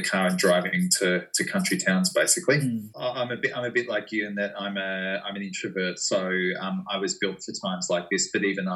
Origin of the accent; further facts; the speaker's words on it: Geelong, Victoria, Australia; I was working in schools in my hometown of Geelong